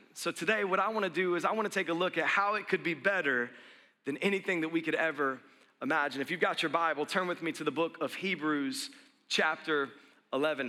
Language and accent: English; the South, United States; I grew up in the South, and, and, we would say bless their heart